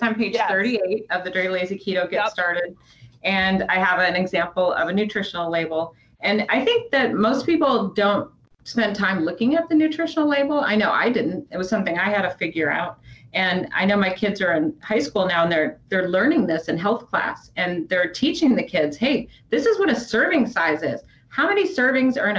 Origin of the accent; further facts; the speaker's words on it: Midwest, United States; I was from the Midwest